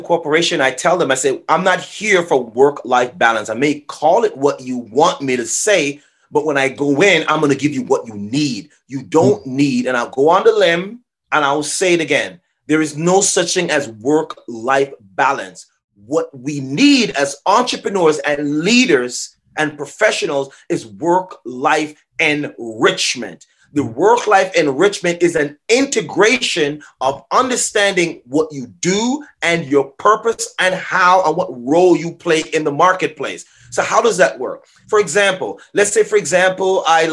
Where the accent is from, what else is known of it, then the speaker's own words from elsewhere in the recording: Jamaica; moved away; I'm originally from Jamaica